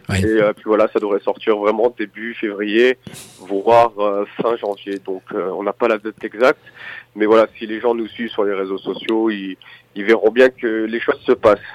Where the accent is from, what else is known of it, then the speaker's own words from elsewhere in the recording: Nice, Provence-Alpes-Côte d'Azur, France; je suis de Nice